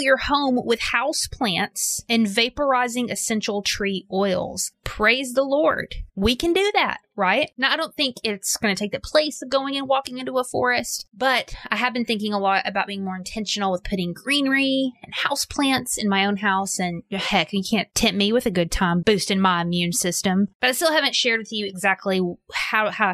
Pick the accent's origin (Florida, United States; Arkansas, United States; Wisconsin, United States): Arkansas, United States; I grew up in Arkansas